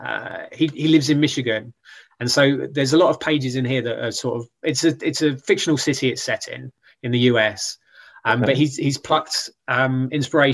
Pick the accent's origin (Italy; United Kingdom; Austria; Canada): United Kingdom; I'm like a British writer